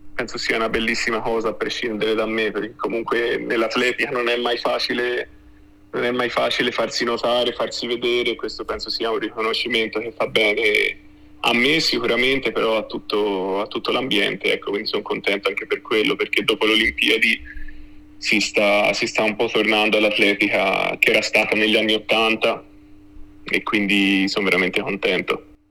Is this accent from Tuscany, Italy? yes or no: yes; Florence, Tuscany, Italy; essendo fiorentino doc